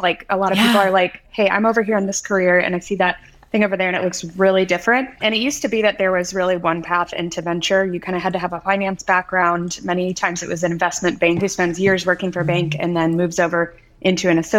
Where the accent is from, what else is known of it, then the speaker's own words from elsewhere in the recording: Midwest, United States; born there; also born or lived in West Coast; I was born in the Midwest, studied engineering, started my career in pharmaceutical manufacturing of all things.